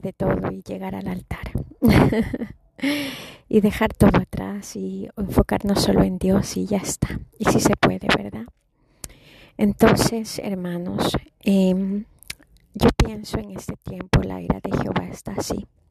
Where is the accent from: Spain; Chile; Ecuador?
Ecuador; moved away; also born or lived in Chicago; yo soy latina y nací eh, en Sudamérica